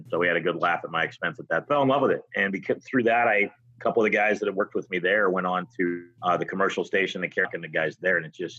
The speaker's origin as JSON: {"language": "English", "area": "Bay Area", "region": "California", "country": "United States", "tie": "born or raised there", "said": "I grew up in the Bay Area."}